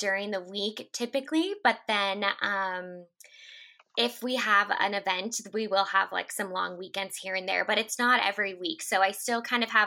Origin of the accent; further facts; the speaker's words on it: Northern California, United States; now in San Diego, United States; I was from Northern California originally, but have moved down here